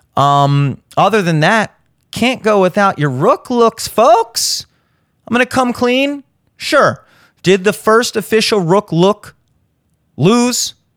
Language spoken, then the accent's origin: English; United States; as an American